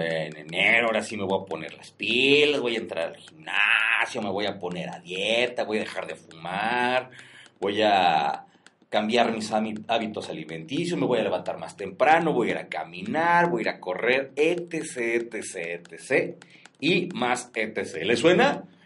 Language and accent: Spanish; Mexico; nosotros como mexicanos y con nuestra cultura de la garnacha